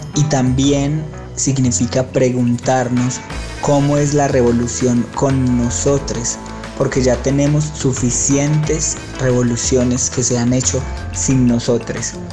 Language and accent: Spanish; Colombia; marica colombiana